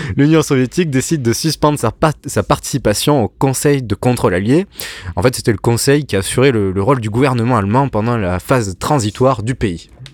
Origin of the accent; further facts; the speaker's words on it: France; chez nous en France